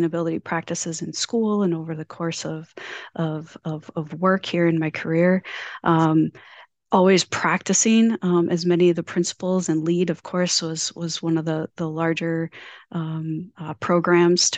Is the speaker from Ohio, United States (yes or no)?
no; Mankato, Minnesota, United States; moved away as an adult; also born or lived in Fargo, North Dakota; now in Iowa, United States; I grew up in Minnesota. Mankato, Minnesota